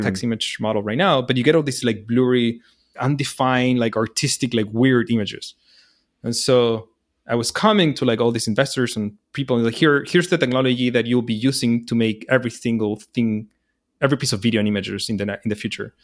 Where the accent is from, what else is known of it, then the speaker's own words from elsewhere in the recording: Chile; moved away as an adult; also born or lived in New York, United States; I'm from Chile